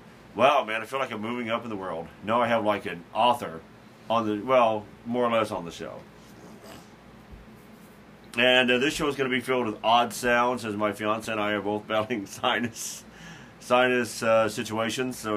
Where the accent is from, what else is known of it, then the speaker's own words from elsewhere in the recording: Carbondale, Illinois, United States; my hometown of Carbondale, Illinois